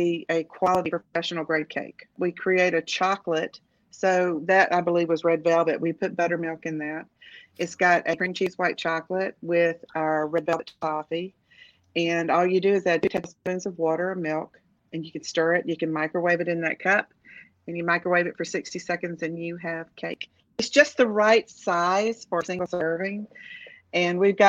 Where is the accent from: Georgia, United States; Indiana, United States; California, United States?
Georgia, United States; Macon; moved away; also born or lived in Knoxville, Tennessee / Twin Cities, Minnesota; I'm a Georgia girl. I was born and raised in Georgia